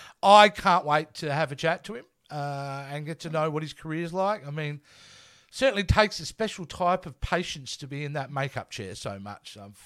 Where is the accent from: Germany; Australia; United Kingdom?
Australia; I'm Australian